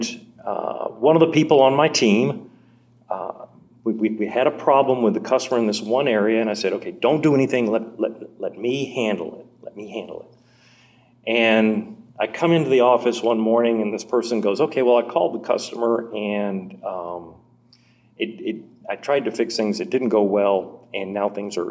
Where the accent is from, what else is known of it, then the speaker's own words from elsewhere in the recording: Nashville, Tennessee, United States; moved away as an adult; also born or lived in Fort Worth, Texas / Burbank, California; I'm from Nashville, Tennessee